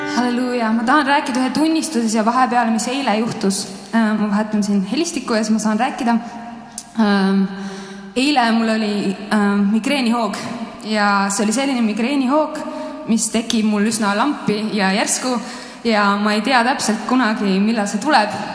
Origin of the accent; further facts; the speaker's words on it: Estonia; me oleme eestlased